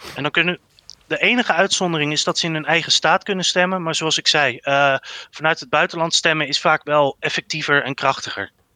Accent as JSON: {"language": "Dutch", "country": "Netherlands", "said": "als Nederlander"}